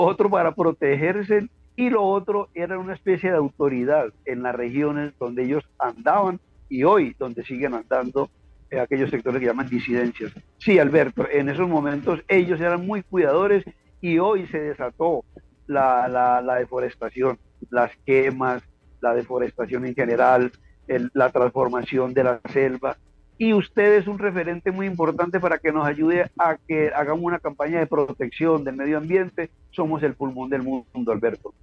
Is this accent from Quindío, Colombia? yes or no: yes; Quindío, Colombia; moved away as an adult; somos del Quindío, un departamento muy diferente, un departamento cafetero también muy hermoso